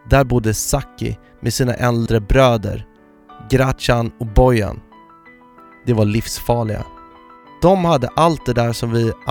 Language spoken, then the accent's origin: Swedish; Malmö, Skåne, Sweden; Jag växte upp på Lindängen i Malmö och tillbringade mina första nio år på Folksholmsgatan. Världens bästa plats.